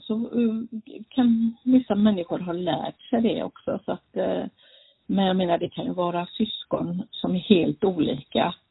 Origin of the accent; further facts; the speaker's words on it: Gothenburg, Västra Götaland, Sweden; also born or lived in Norway; now in Falkenberg, Sweden; Jag bor här nu, ja, men jag är ju från Göteborg.